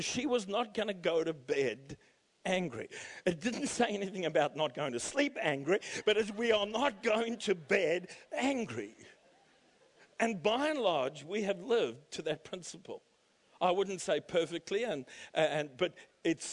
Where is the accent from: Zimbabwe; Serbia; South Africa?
South Africa; now in Canberra, Australia; trying to teach us Afrikaans growing up in South Africa